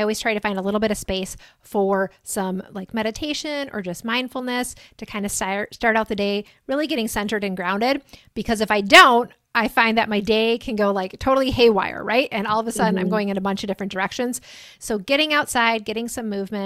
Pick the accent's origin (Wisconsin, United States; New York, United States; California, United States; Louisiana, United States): Wisconsin, United States; Cedarburg; moved away as an adult; I am located in a little town called Cedarburg, Wisconsin. It's about 2 hours north of Chicago, and we're on Central Time in Wisconsin here